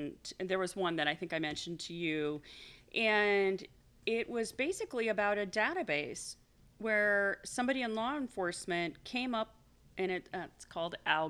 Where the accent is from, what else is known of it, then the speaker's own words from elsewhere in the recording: Washington, United States; My home state